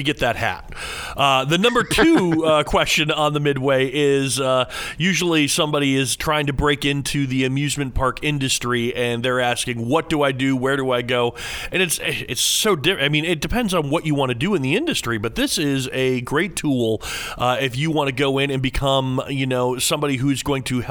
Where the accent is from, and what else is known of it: Fredericksburg, Virginia, United States